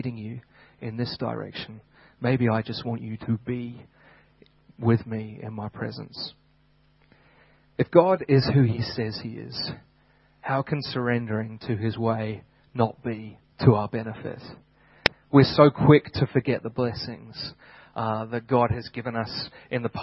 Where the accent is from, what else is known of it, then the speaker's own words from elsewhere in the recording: United Kingdom; moved away; back in my home country